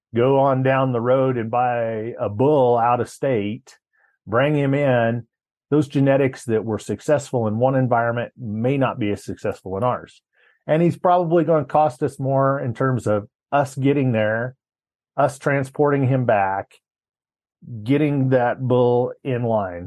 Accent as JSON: {"language": "English", "region": "Colorado", "country": "United States", "tie": "born or raised there", "also_born_or_lived": "Laramie, Wyoming", "said": "my hometown of Carville, Colorado"}